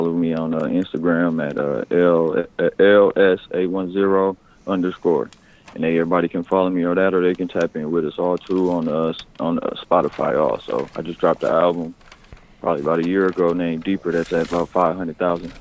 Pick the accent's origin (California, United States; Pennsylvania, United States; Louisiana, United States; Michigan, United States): Michigan, United States; Flint; moved away as an adult; also born or lived in Arizona; now in Kansas City, United States; originally I'm from Flint, Michigan. But then I kind of like grew up in Flint, Michigan all through my like, teenage years